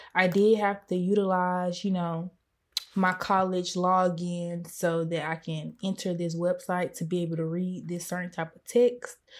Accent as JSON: {"language": "English", "country": "United States", "said": "I have been aware of the double consciousness that I have as a black person and as a pers-, and as an American."}